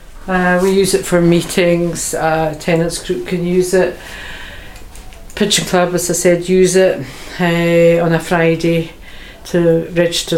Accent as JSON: {"language": "English", "town": "Beauly", "region": "Scotland", "country": "United Kingdom", "tie": "born or raised there", "also_born_or_lived": "Merkinch, Inverness", "said": "I was brought up in Bewley, which is 12 miles from here"}